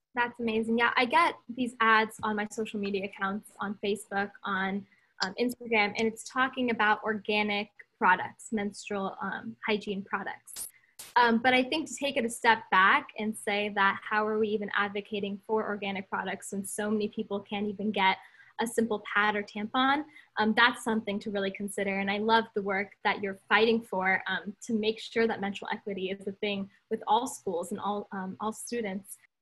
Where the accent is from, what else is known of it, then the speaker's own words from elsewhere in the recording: California, United States; I'm from California